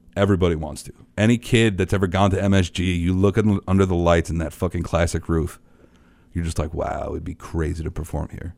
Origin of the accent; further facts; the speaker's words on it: New York City, New York, United States; I'm a kid from Queens